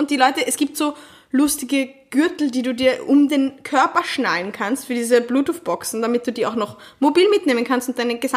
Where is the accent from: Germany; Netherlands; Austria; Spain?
Austria; Vienna; als Wienerin